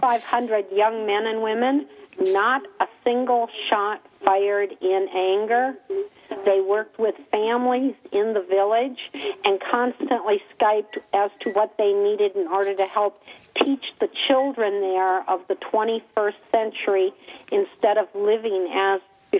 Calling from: Milwaukee, Wisconsin, United States; Milwaukee, Wisconsin, the Midwest.

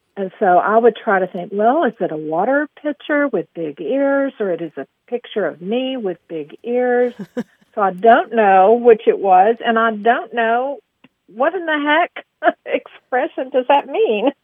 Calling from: Aubrey, Texas, United States; I'm calling from Aubrey, Texas

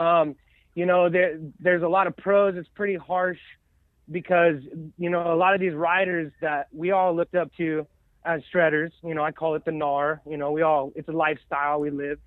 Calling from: Corvallis, Oregon, United States; I'm calling from Corvallis, Oregon

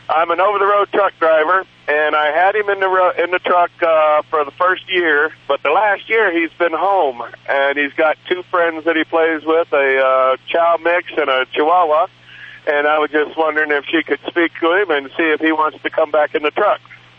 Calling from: Phoenix, Arizona, United States; Phoenix, Arizona.

